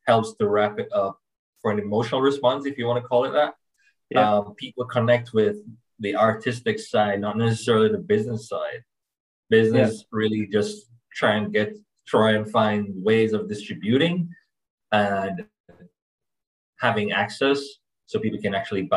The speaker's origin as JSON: {"language": "English", "town": "Kingston", "country": "Jamaica", "said": "I'm from Kingston, Jamaica, but I'm a co-founder of an agency that works out of Miami, globally from there"}